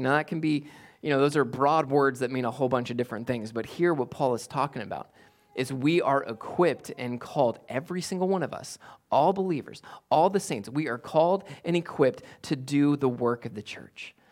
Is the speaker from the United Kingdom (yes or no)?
no; United States; as American Westerners that we are